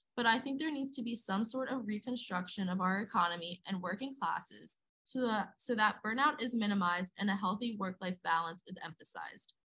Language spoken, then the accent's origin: English; West Chester, Pennsylvania, United States; I'm from Westchester, Pennsylvania, an area I usually refer to as outside of Philly.